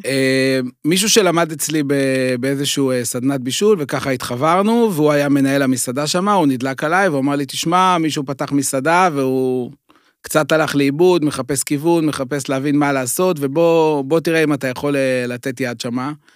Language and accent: Hebrew; Beit Shemesh, Jerusalem District, Israel; אני גדלתי הרי באזור ירושלים, גרתי בבית שמש